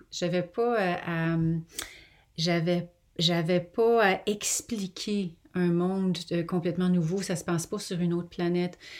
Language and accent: French; Quebec, Canada; moved away as an adult; now in England, United Kingdom; je viens du Québec et euh, ça a été une, euh, euh, pour moi un, lent processus d'adaptation d'habiter, en Angleterre.